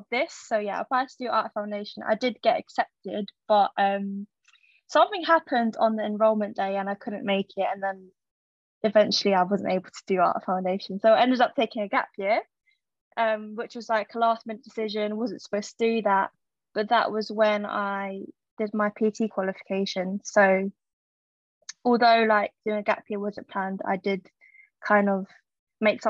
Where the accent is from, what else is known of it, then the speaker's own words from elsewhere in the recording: London, United Kingdom; I'm 23, born and raised in London